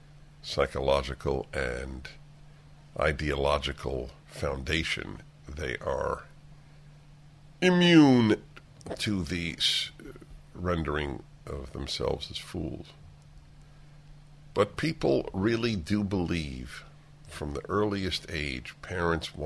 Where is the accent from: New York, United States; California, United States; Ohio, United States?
New York, United States; New York City; And I grew up in New York